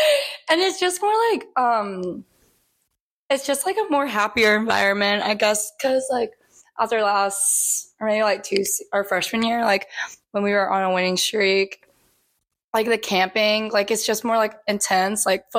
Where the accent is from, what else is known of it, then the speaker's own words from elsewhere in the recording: Birmingham, Alabama, United States; now in Auburn, United States; I'm from Birmingham, Alabama.